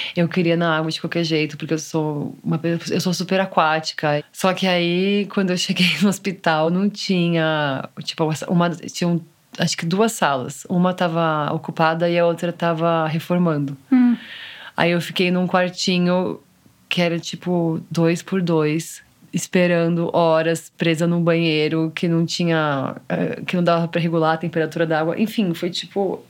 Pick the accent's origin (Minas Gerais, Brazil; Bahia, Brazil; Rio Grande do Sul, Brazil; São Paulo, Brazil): São Paulo, Brazil; Eu sou de São Paulo